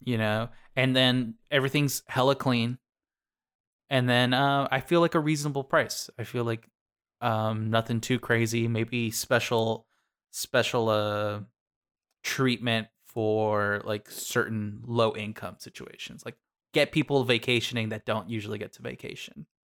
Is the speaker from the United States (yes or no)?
yes; Sierra Vista, Arizona, United States; my hometown of Cervista